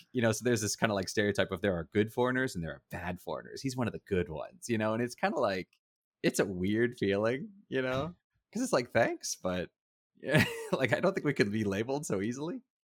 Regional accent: United States; now in Taiwan; I was from America.

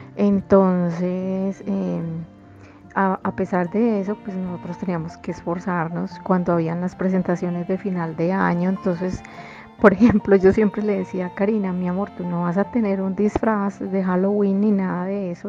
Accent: Pereira, Risaralda, Colombia; moved away as an adult; now in Medellín, Colombia; yo soy de Pereira, pero pues vine aquí a Antioquia eh, cuando terminé mi carrera

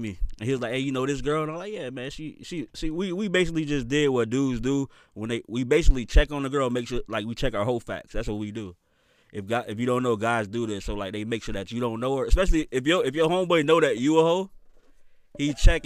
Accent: Winter Park, Florida, United States; I'm from Winter Park

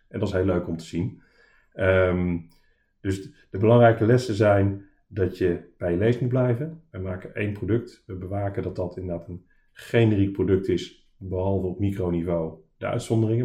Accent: Arnhem, Gelderland, Netherlands; moved away as an adult; also born or lived in Delft; oorspronkelijk uit Arnhem en daarna gaan studeren in Delft

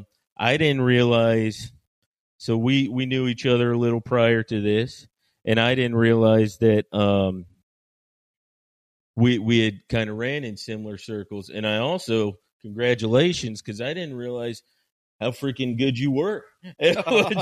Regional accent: Marietta, Georgia, United States; I grew up in United Methodist Church on Marietta Square.

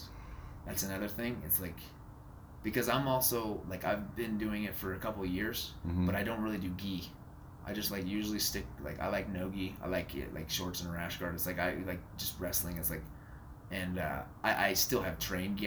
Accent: India; also born or lived in Indian Springs, Nevada; now in Las Vegas, United States; I grew up in India

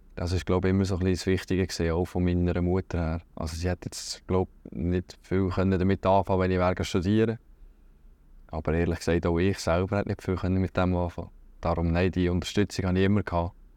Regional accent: Schüpfheim, Lucerne, Switzerland; also born or lived in Hasle; ich bin von Schöpfen, aus dem Mäntlibuch. Geboren bin ich in Hasli, also ein Dorf weiter Richtung Luzern

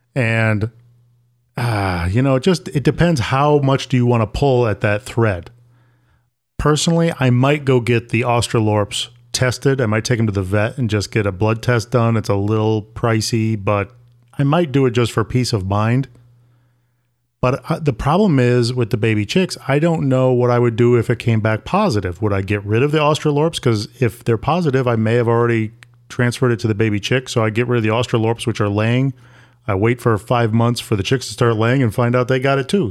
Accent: Syracuse, New York, United States; moved away; I grew up in Syracuse, New York, and that is not the same thing as New York City.

